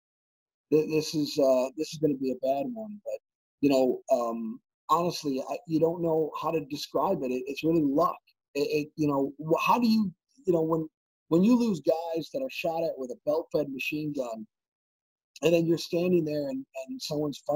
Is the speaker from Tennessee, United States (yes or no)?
no; Western New York, United States; Western New York, my hometown